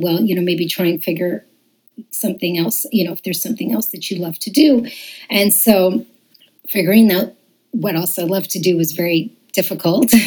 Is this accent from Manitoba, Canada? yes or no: no; Montreal, Quebec, Canada; moved away as an adult; now in Toronto, Canada; I was raised in Montreal